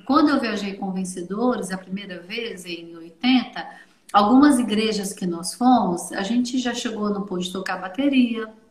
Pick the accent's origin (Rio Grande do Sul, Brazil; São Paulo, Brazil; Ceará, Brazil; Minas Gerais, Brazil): Minas Gerais, Brazil; lá em Belo Horizonte, a sou mineira